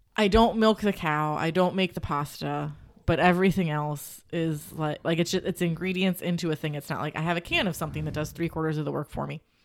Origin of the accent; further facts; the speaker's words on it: Cincinnati, Ohio, United States; I grew up on Gold Star. There was Gold Star by my grandma's house